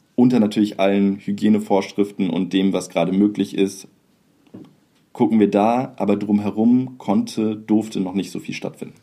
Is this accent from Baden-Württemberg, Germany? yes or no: no; Kleinförste, Lower Saxony, Germany; moved away; ich fühle mich immer noch meiner Heimatgemeinde in Kleinförste ähm, zugehörig, so, obwohl ich da schon seit über zehn Jahren äh, noch länger nicht mehr wohne